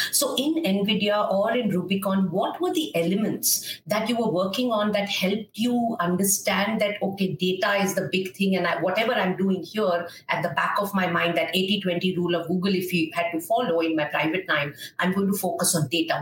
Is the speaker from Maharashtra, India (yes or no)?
no; Kolkata, West Bengal, India; I'm from Calcutta